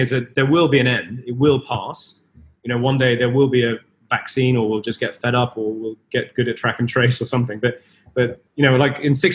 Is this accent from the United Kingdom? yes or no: yes; Leicester, East Midlands, United Kingdom; I grew up in Leicester, so I knew Birmingham as a boy